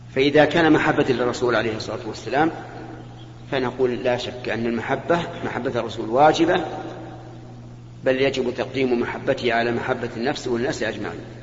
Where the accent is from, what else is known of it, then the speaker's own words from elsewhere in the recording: Saudi Arabia; عندنا في المملكة العربية السعودية